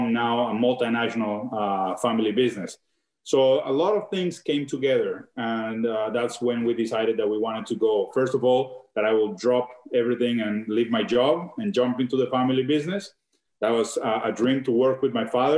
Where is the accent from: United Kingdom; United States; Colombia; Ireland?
Colombia; southwestern Colombia; moved away as an adult; now in Canada; I am born and raised in Colombia. I am from the southwestern part of Colombia